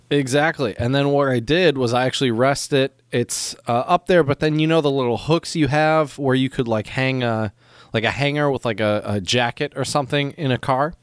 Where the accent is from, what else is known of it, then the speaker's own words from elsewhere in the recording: Michigan, United States; now in China; as a Michigander